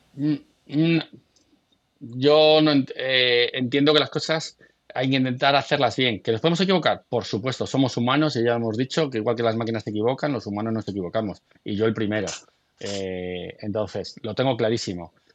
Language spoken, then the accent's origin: Spanish; Galicia, Spain; yo soy gallego